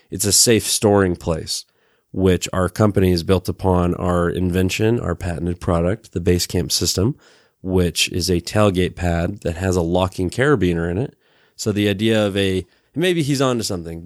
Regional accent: Sandy, Utah, United States; also born or lived in Bishop, California; I grew up really in Sandy, uh, and I always like to say East Sandy

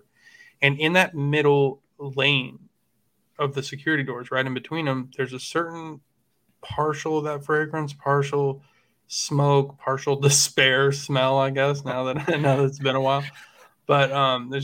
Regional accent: Washington, United States; I grew up in Washington State

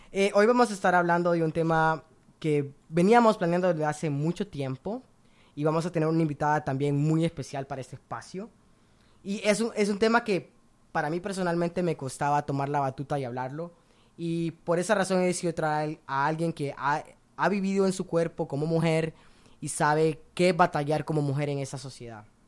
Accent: Honduras; Yo especialmente vengo de Honduras

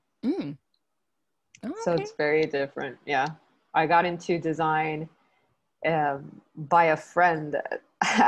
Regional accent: Puerto Rico; I am from Puerto Rico, and I've lived and studied and worked in Puerto Rico my whole life.

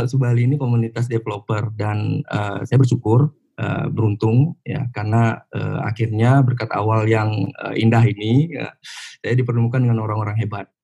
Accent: Pekanbaru, Riau, Indonesia; also born or lived in Dumai; Ya saya lahir dan besar di Sumatera uh, Riau, tepatnya di Kota Pekanbaru dan uh, Dumai. Dulu saya sekolahnya di SMK Negeri 2 Dumai, jurusan Teknik Elektro.

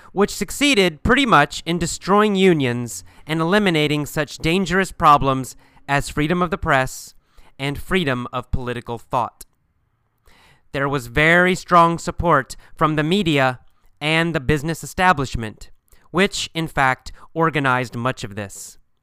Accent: United States; being an American

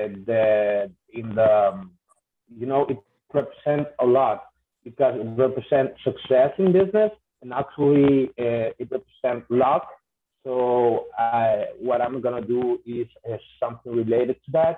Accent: Honduras; I am from Honduras, Central America.

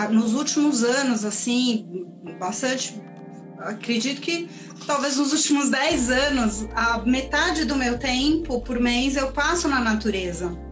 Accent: Chile; now in São Paulo, Brazil; Sou chilena, mas uma Tilo paulistana

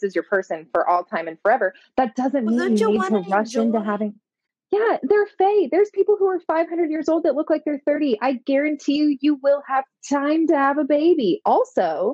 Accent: United States; I'm American

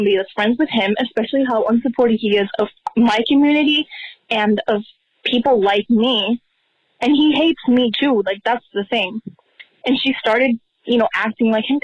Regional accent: Puerto Rico; I'm 15 years old. I'm from Puerto Rico

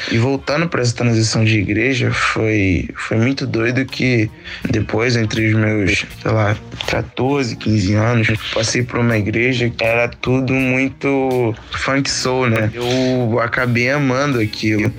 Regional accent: Angra dos Reis, Rio de Janeiro, Brazil; also born or lived in Salvador, Bahia / Camaçari, Bahia; os meus oito anos, eu vim pra Angra, onde eu moro atualmente

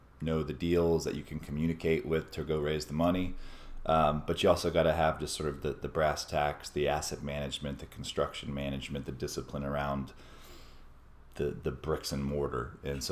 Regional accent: Austin, Texas, United States; also born or lived in San Francisco / Minneapolis; I was born and raised in Austin, grew up here

